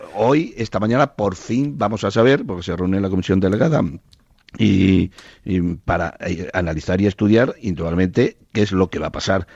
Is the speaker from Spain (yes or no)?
yes; Trujillo, Extremadura, Spain; moved away; que además es de mi pueblo, de Trujillo